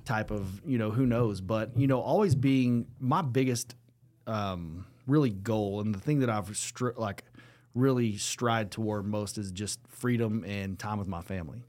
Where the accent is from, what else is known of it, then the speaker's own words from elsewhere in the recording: Lubbock, Texas, United States; growing up in Lubbock, Texas